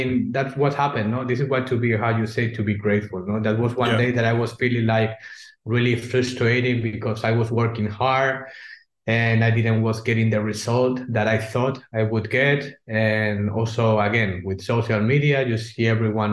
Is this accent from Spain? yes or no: yes; Spain; English is a second language; moved away as an adult; now in Germany; we are not from Germany. I'm from Spain.